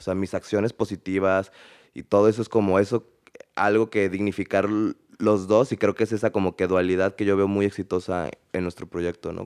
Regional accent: Mexico; also born or lived in Canada; viví fuera de México, viví en, Canadá casi tres años

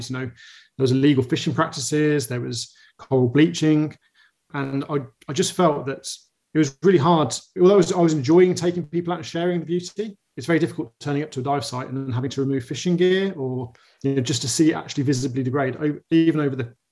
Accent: Birmingham, West Midlands, United Kingdom; moved away; I grew up in Birmingham, so I'm a boy from central England

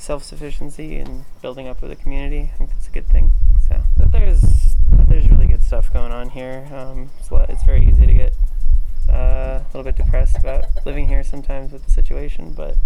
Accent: Mission, South Dakota, United States; I'm from Mission, and I'm here doing a Summer Vista internship

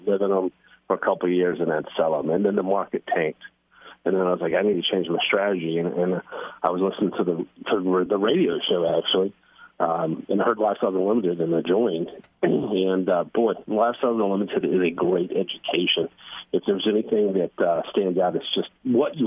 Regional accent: Rockwall, Texas, United States; also born or lived in Corinth, Texas / Flower Mound, Texas; I'm very local. I grew up in Rockwall

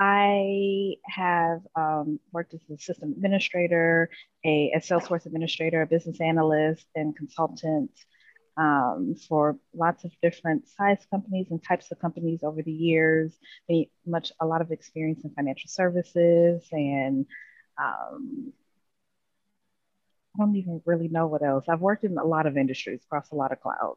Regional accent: Cincinnati, Ohio, United States; now in Florida, United States; I am actually from Cincinnati, Ohio

